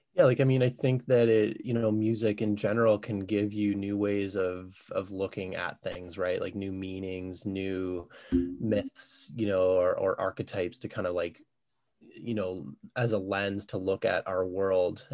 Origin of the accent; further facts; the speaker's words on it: Ottawa, Ontario, Canada; moved away as an adult; now in Kingston, Canada; I'm originally from Ottawa, uh, I moved to Kingston about 14 years ago